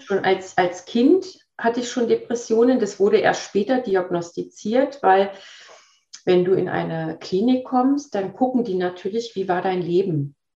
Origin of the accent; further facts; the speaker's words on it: Berlin, Germany; also born or lived in Sweden; now in Waldlaubersheim, Germany; Gebürtig aus Berlin, teilweise in Schweden groß geworden und auch dort gelebt